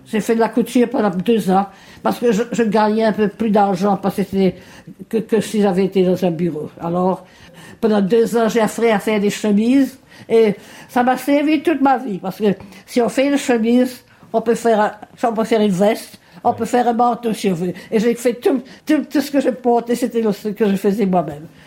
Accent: Mauritius; moved away as an adult; now in Melbourne, Australia; le jour que j'ai quitté Maurice

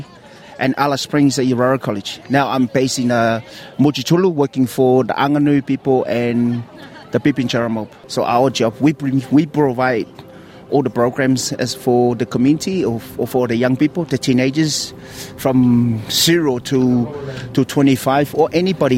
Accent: Samoa; now in Australia; when I grew up in Samoa

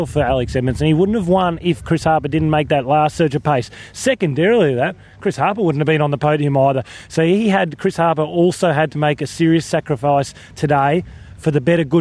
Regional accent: Ballarat, Victoria, Australia; here at the national championships in my hometown

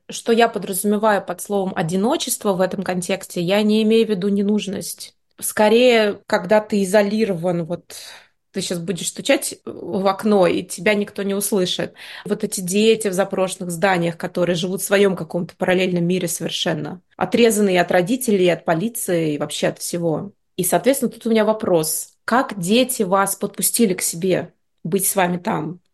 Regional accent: Moscow, Russia; Я выросла в Москве, но каждое свое лето я проводила в Курской области, в деревне.

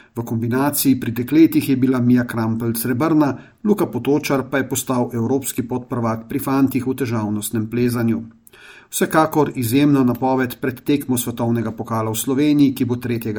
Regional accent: Slovenia; smo Slovenci

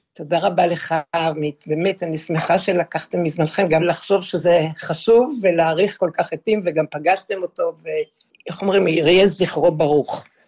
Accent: Israel; אנחנו לא נתפסים כישראלים שגדלו בארץ

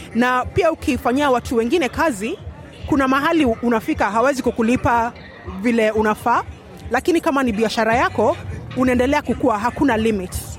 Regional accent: Kenya; now in Australia; tumetoka Kenya

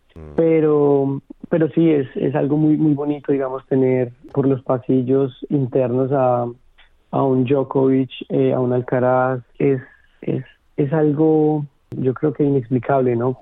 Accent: Colombia; moved away as an adult; now in Melbourne, Australia; desde mi país natal, desde Colombia

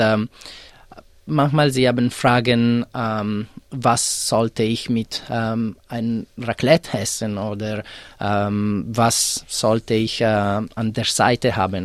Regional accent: Italian-speaking part of Switzerland, Ticino, Switzerland; German is a second language; moved away as an adult; also born or lived in Zurich, Switzerland; now in Melbourne, Australia; ich komme aus der Schweiz, äh, der italienischen Teil.

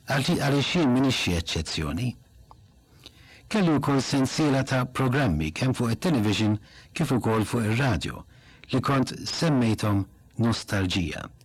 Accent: Malta; Waħda mill-frażijiet li aħna Maltin nħobbu nużaw ħafna

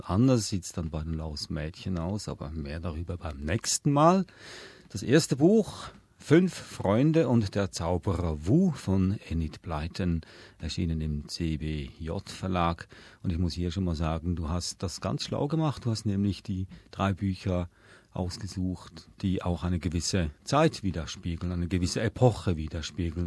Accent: Switzerland; ich bin in der Schweiz aufgewachsen

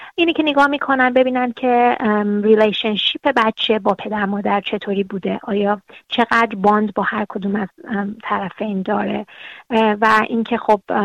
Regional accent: Iran; now in Australia; ما از ایران هستیم

